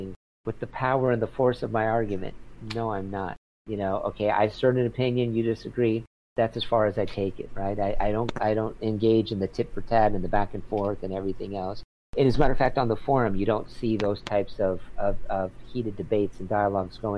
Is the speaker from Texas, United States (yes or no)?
no; San Diego, California, United States; now in Los Angeles, United States; I grew up in San Diego